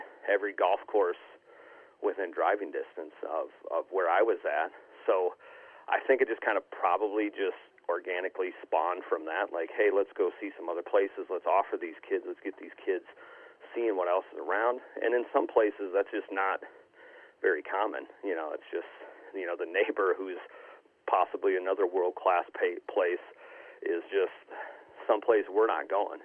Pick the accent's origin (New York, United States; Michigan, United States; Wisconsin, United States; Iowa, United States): Wisconsin, United States; Southwest; also born or lived in Austin, Texas; now in Mullen, Nebraska, United States; I grew up in Southwest Wisconsin, rural